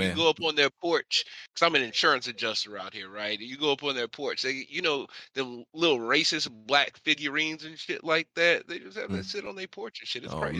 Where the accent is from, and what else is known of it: Charlotte, North Carolina, United States